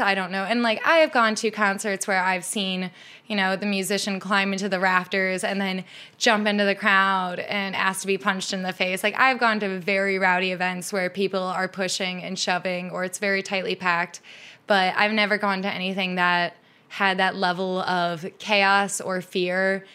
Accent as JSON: {"language": "English", "region": "Midwest", "country": "United States", "tie": "born or raised there", "moved": "yes", "lives_now": "Seattle, United States", "said": "I grew up in the Midwest"}